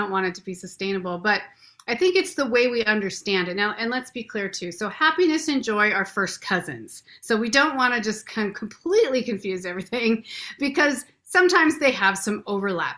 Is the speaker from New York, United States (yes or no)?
no; Renton, Washington, United States; I was born in Renton. This is like my home stomping grounds.